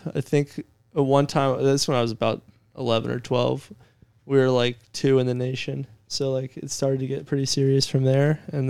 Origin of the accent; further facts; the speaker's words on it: Springfield, Ohio, United States; I grew up around Springfield, Ohio.